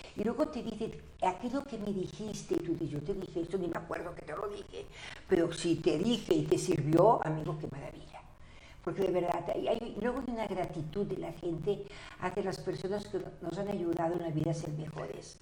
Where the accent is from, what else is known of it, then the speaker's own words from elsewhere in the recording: Barcelona, Catalonia, Spain; yo nací en Barcelona